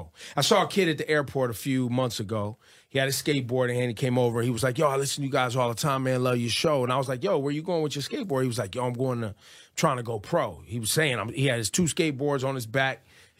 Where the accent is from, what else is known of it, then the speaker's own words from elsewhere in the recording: the Bay Area, California, United States; But fortunately I'm from the Bay Area